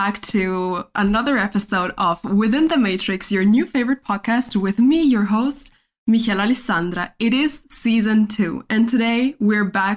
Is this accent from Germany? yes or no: yes; Germany; first language Spanish; I was born and raised here in Germany, and I also have Chilean heritage.